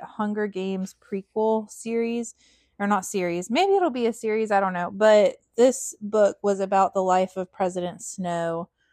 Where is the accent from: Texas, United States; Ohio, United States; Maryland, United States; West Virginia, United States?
West Virginia, United States; We're both from West Virginia. Chance from Southern West Virginia, and I'm from, I guess, Central